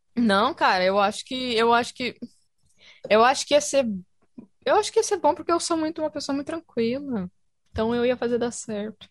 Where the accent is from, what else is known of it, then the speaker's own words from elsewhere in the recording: Brazil; moved away; eu sou brasileira